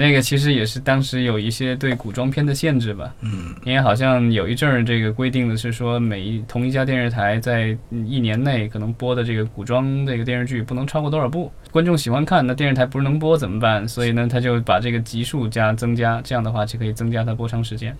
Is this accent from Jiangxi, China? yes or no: yes; Jiangxi, China; 我来自于江西的，很多的这个，就是南方的这个家庭